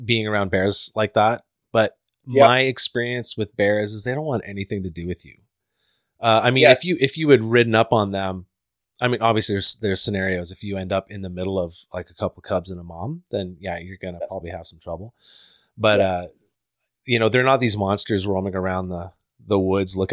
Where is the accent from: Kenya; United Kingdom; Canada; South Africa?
Canada; Ontario; moved away; also born or lived in Whistler, British Columbia; I grew up in Ontario